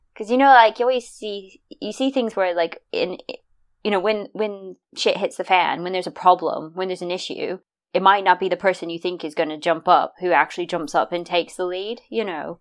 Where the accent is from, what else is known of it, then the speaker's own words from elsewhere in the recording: United States; I'm American